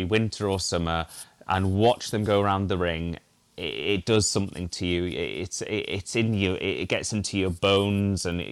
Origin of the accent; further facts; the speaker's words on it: Northumberland, North East England, United Kingdom; also born or lived in Yorkshire; now in Cheshire, United Kingdom; I grew up in Northumberland, so that is my old area, 1A